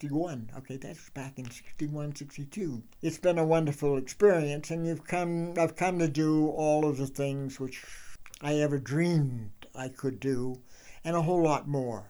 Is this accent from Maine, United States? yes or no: yes; Maine, United States; moved away as an adult; now in Jackson, United States; my home state in Maine